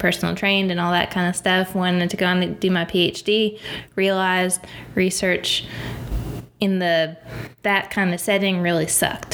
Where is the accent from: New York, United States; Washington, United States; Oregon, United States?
New York, United States; upstate; moved away as an adult; also born or lived in West Virginia / Boone, North Carolina; I'm from the great state of New York, upstate New York